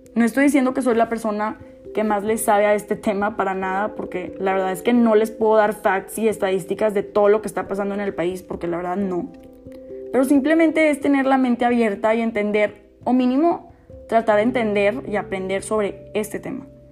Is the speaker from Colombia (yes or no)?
no; Mexico; siendo mexicana